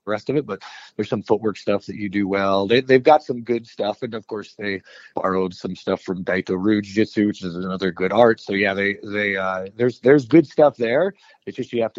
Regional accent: Albuquerque, New Mexico, United States; I was raised in the South Valley of Albuquerque, New Mexico

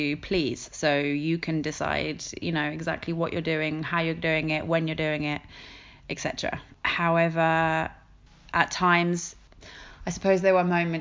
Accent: England, United Kingdom; moved away as an adult; now in Madrid, Spain; I'm living in Madrid, but I'm from England, and I moved here 2.5 years ago

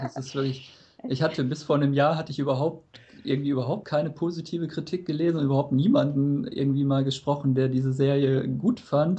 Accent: Germany; als Deutscher

